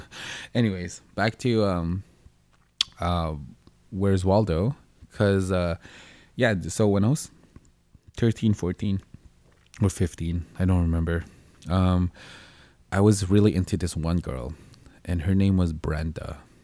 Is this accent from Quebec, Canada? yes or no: yes; Montreal, Quebec, Canada; also born or lived in Philippines; I grew up in Montreal.